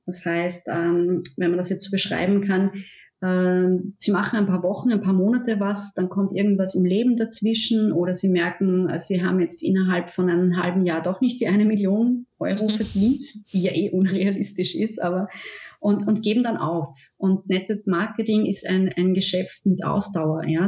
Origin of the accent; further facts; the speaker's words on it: Austria; ich komme aus Österreich, ich wohne in der Nähe von Wien